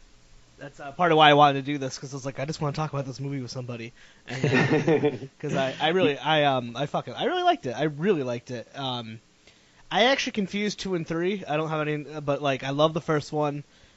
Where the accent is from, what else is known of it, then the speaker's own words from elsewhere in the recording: New England, United States; Oddly enough, and I'm like from New England, so that's supposed to be like born with you.